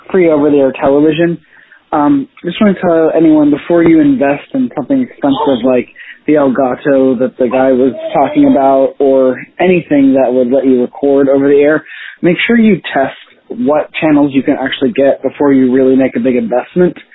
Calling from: Pennsylvania, United States; Hey Rob, I was just … from Pennsylvania.

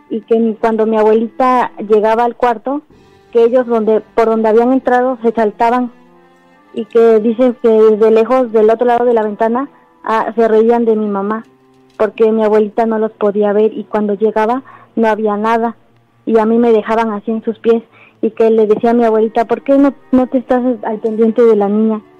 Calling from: Cuauhtlapan, Veracruz, Mexico; De Cuauhtlapan.

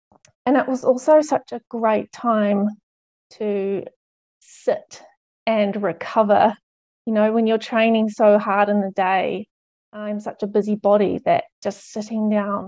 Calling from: New Zealand; I'm speaking from New Zealand, so I know it's nice to see other nationalities represented here.

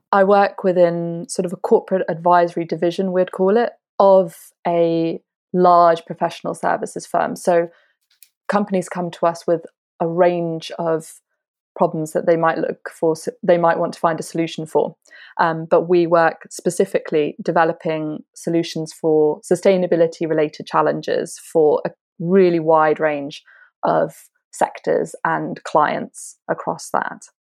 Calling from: London, United Kingdom; I'm calling from East London

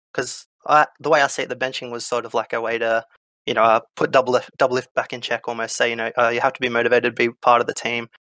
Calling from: Newcastle, New South Wales, Australia; Newcastle, Australia.

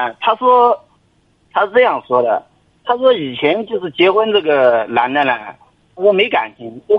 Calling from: Jiangsu, China; 我我今年就是三十六岁，我是江苏的这个听众，

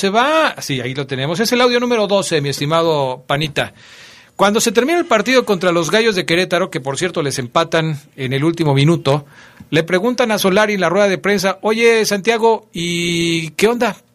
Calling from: Seattle, Washington, United States; de Seattle, Washington.

